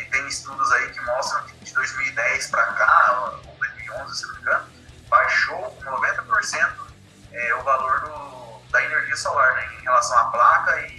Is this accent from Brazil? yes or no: yes; Luiziana, Paraná, Brazil; moved away as an adult; also born or lived in Campo Mourão, Paraná / Medianeira, Paraná; now in Mato Grosso do Sul, Brazil; Luisiana, Paraná, pertinho de Campo Mourão ali, que é a minha cidade natal, né? Eu nasci em Campo Mourão, mas na verdade a gente morava em Luisiana, que é distrito de, de Campo Mourão na época, né? Agora é cidade.